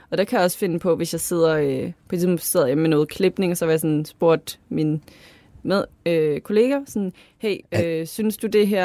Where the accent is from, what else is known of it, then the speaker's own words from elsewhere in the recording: Lolland, Zealand, Denmark; Det er som om, du har en idé om, at fordi at jeg er fra Lolland, så har jeg ikke den kulturelle baglast.